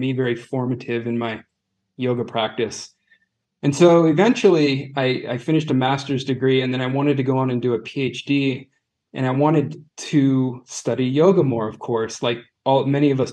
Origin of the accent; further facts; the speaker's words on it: California, United States; moved away as an adult; also born or lived in Manhattan Beach, California; now in Zurich, Switzerland; We're both from California